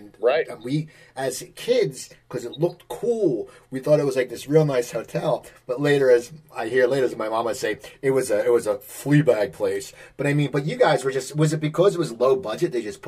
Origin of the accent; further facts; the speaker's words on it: Cherry Hill, New Jersey, United States; I grew up in Cherry Hill